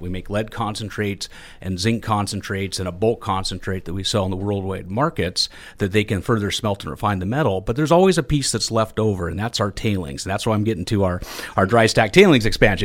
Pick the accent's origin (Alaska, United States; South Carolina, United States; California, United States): Alaska, United States; Juneau; I grew up here in Juneau